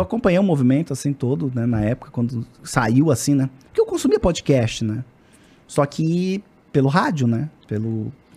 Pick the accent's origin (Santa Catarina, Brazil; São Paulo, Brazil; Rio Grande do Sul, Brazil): Santa Catarina, Brazil; Florianópolis; Eu sou do sul ali, de Florianópolis